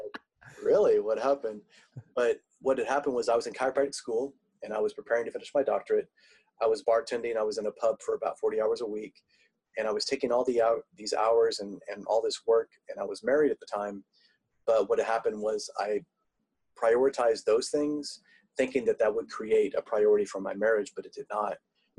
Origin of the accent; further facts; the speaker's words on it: Tulsa, Oklahoma, United States; born there; also born or lived in South Africa; I'm in Tulsa, Oklahoma now. I was actually born in Tulsa, Oklahoma, but I've lived in South Africa.